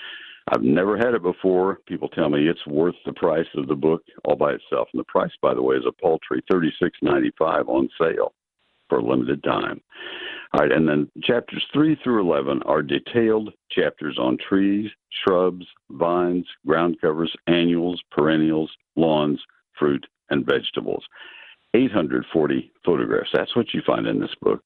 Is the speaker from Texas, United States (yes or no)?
yes; Texas, United States; I grew up in Texas